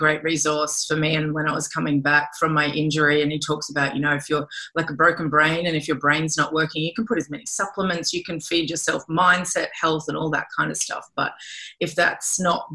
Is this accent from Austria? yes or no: no; Australia; moved away; as an Australian